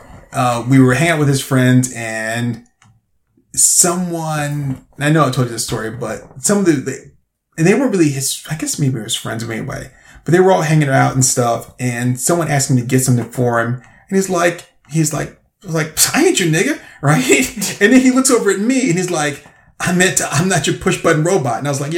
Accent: the South, United States; I mean, you know, growing up in the South

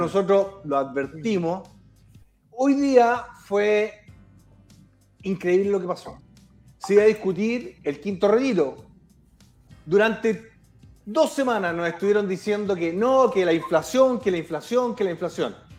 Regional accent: Chile

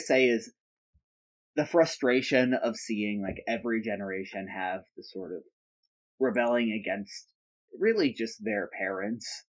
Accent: United Kingdom; being British

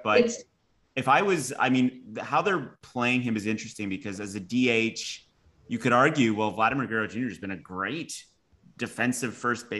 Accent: Toronto, Ontario, Canada; we're from Toronto

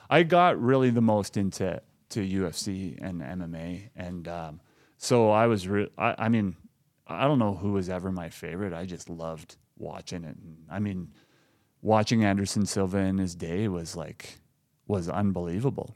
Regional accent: Lloydminster, Canada; growing up in Lloydminster

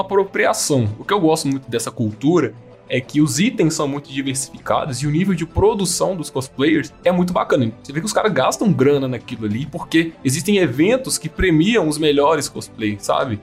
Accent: Brazil; a gente é brasileira

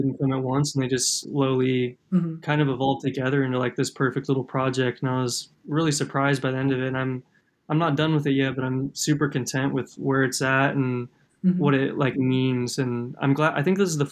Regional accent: Kansas, United States; growing up in Kansas

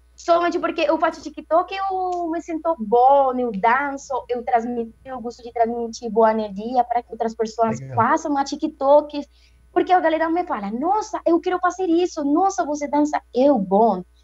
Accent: Cartago, Valle del Cauca, Colombia; Portuguese is a second language; eu sou colombiana, é, moro em Cartago Valle

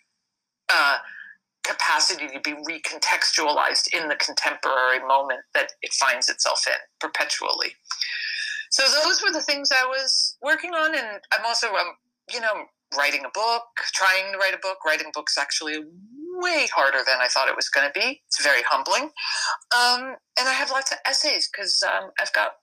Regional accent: New York, United States; I was born and raised in New York

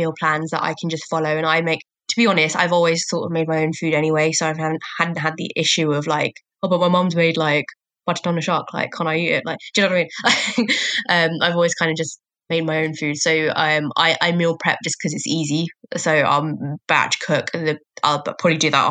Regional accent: Croydon, London, United Kingdom; also born or lived in Barking, Essex; I was born in Essex, fun fact, but then we moved to Croydon when I was like 2

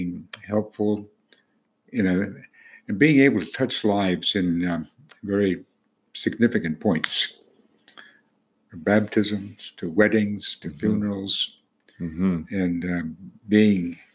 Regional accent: Kent, Washington, United States; I grew up on a farm just east of Kent, which is just south of Seattle.

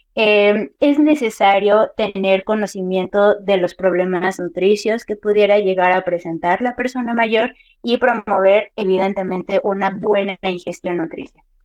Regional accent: Mexico

